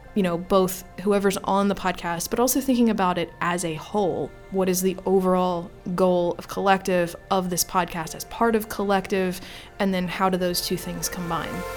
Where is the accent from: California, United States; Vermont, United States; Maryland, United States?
Maryland, United States; grew up in Maryland, have lived in Maryland my entire life